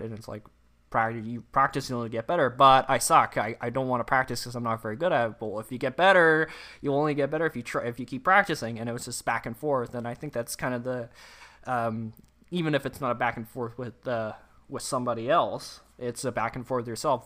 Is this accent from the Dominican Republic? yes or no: no; Canada; accent: Canadian English; first language English; I'm obviously English born, uh, Canadian English